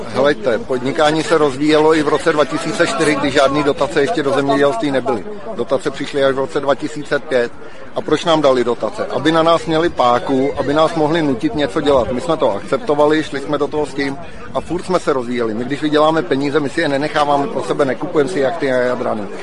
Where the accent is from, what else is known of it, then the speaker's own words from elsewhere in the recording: Panenský Týnec, Ústí nad Labem Region, Czechia; Jsem z Lounska, potažmo z Panenského týmce a hospodařím v okolí Panenského týmce.